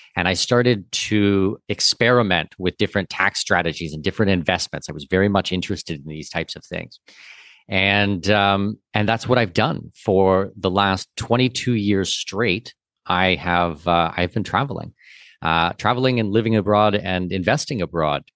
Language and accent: English; Southwestern Ontario, Canada; I'm from Southwestern Ontario